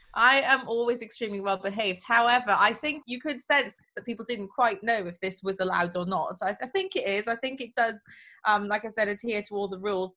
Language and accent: English; Wales, United Kingdom; now in London, United Kingdom; I'm Welsh